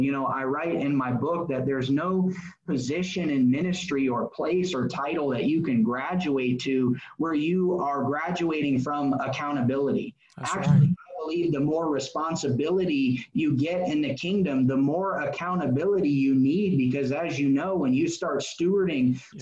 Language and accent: English; Indianapolis, Indiana, United States; also born or lived in Florida; So I grew up in Indianapolis on the west side. It's called Avon